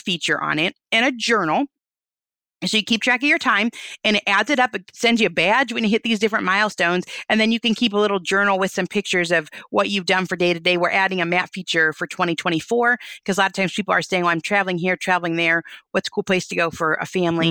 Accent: Michigan, United States; We're from Michigan.

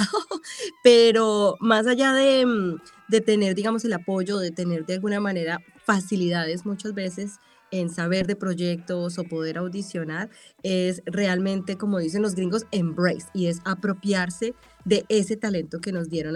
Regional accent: Colombia; moved away as an adult; also born or lived in Cali / Manizales; now in Los Angeles, United States; De tener una carrera ya en Colombia más establecida

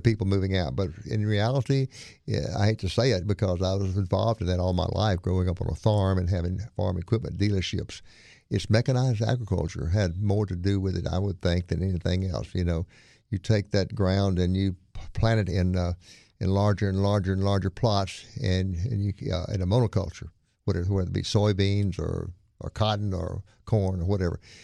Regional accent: Monroe, Louisiana, United States; moved away; also born or lived in Winnsboro, Louisiana / Opelousas, Louisiana / Texas; I grew up in Monroe, went to Neville High

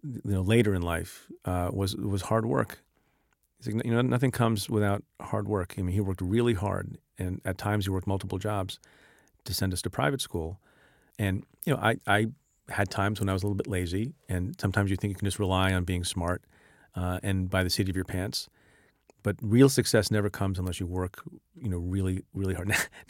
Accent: India; born there; moved away; my father emigrated from India. I was born in India.

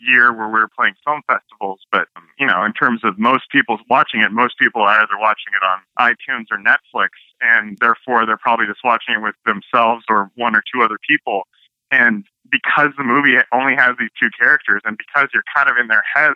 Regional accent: Northern California, United States; moved away as an adult; now in Los Angeles, United States; I'm from Northern California originally.

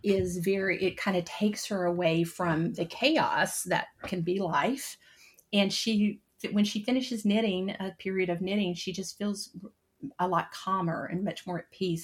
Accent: High Point, North Carolina, United States; moved away as an adult; also born or lived in Nashville, Tennessee; I uh, relocated back to my hometown of High Point, North Carolina

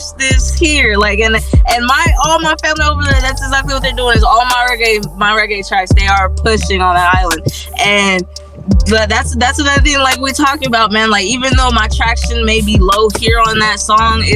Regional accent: Odessa, Texas, United States; I come from a small town in Texas

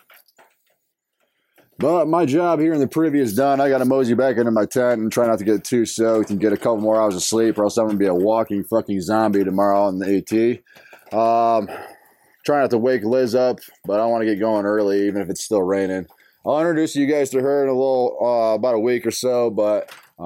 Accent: North Carolina, United States; I'm from North Carolina

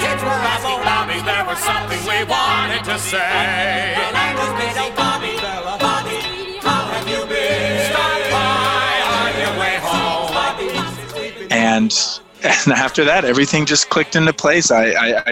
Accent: North Carolina, United States; also born or lived in Virginia; I came from a pretty small conservative backwater town where we grew up in North Carolina after we moved away from Virginia.

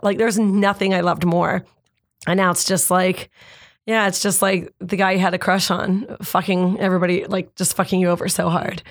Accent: Canada; we already kind of knew as Canadian comics

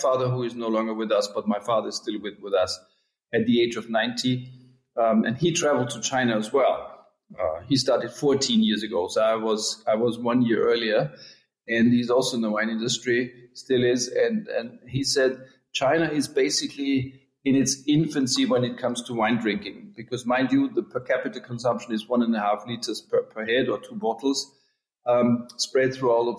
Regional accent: Austria; English is a second language; moved away as an adult; also born or lived in California; I'm Austrian too

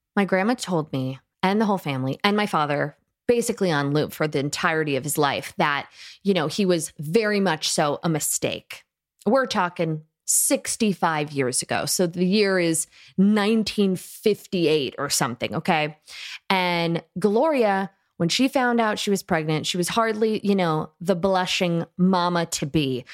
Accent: Tuscumbia, Alabama, United States; I come from Tuxacumbeah, Alabama

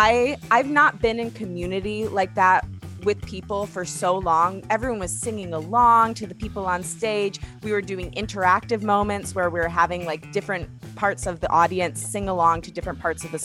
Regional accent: Detroit, Michigan, United States; now in Los Angeles, United States; I'm from Detroit, and I really think that influences my music a lot

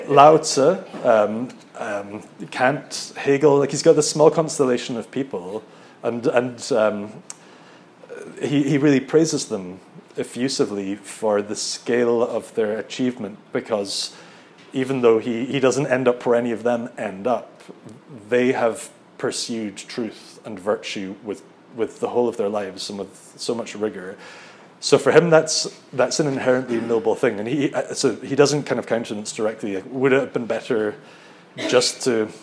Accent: Scotland, United Kingdom; moved away as an adult; now in Netherlands; as a Scottish Presbyterian

